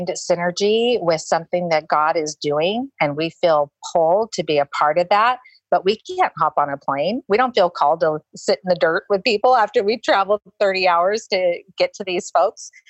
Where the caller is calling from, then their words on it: Hobbs, New Mexico, United States; I'm calling from Hobbs, New Mexico